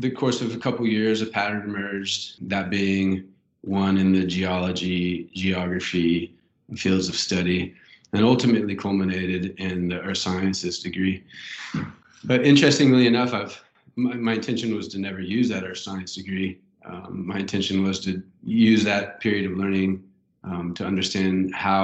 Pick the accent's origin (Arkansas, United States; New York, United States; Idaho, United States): Arkansas, United States; Fayetteville; I grew up here in Fayetteville